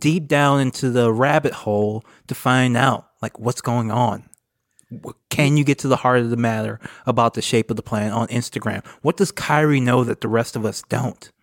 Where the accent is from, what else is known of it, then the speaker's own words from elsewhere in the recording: United States; as American progressives